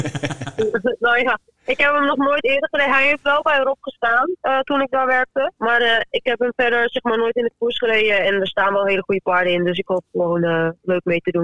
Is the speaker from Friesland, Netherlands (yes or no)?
yes; Friesland, Netherlands; now in Lisse, Netherlands; ik kom uit Friesland.